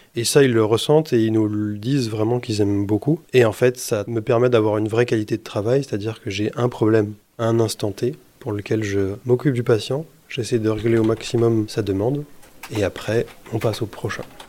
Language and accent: French; Bourgogne-Franche-Comté, France; moved away as an adult; also born or lived in Besançon; now in Saint-Étienne, France; je suis originaire de Franche-Comté